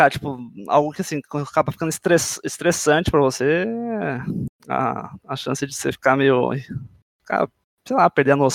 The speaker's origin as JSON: {"language": "Portuguese", "region": "São Paulo", "country": "Brazil", "said": "Bom, eu tenho 26 anos, sou de São Paulo."}